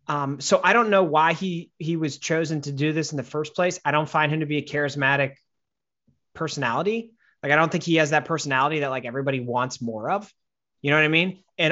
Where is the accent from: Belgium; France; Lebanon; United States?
United States; Wisconsin; Growing up in Wisconsin.